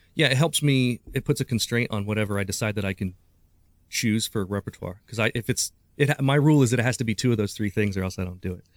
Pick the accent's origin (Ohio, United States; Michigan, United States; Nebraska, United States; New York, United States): Ohio, United States; Urbana; also born or lived in Springfield, Ohio; I was born in Springfield, Ohio, but I grew up in Urbana, Ohio